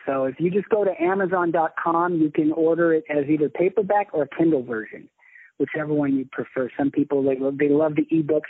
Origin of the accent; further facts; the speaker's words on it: Hawaii, United States; And I grew up in Hawaii, yeah. So there's a specific way that they talk in Hawaii that called Pidgin English, which apparently is not so much anymore. But when I was a kid there, it was big.